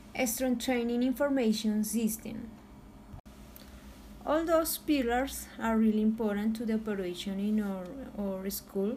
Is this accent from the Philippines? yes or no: yes; Philippines; I am from Philippines